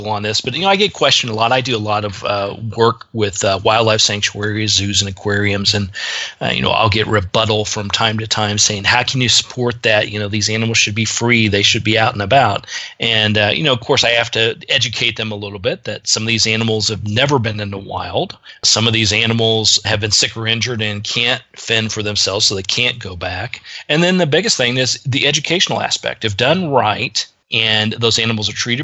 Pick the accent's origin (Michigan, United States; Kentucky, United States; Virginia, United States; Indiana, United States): Indiana, United States; Richmond; moved away; my hometown, which is Richmond, Indiana